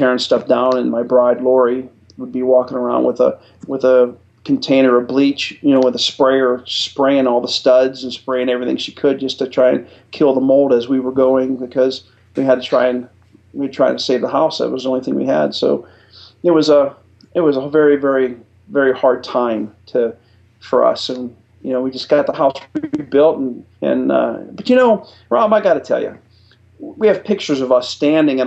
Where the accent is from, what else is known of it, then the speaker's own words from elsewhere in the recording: Warren, Ohio, United States; moved away as an adult; also born or lived in Colorado Springs, Colorado / Lakenheath, England / Biloxi, Mississippi; I'm from Warren, Ohio